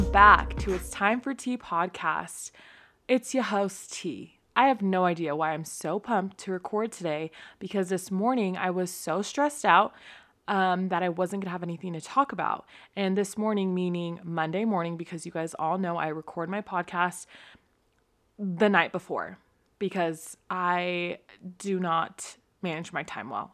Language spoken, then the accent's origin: English; California, United States; now in Utah, United States; I'm from California.